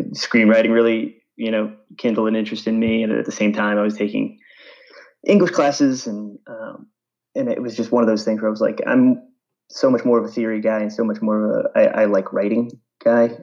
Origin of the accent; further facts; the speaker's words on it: East Islip, New York, United States; also born or lived in Boston; I grew up on Long Island, uh, New York, so suburban New York. Um, kind of the middle of the island, if anyone knows uh, Islip, um, East Islip area